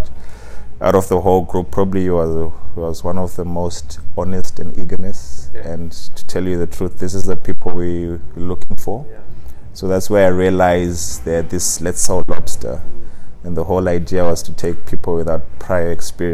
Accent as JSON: {"language": "English", "region": "Harare", "country": "Zimbabwe", "tie": "born or raised there", "moved": "as an adult", "lives_now": "Cape Town, South Africa", "said": "I'm Zimbabwean, born and bred in Harare"}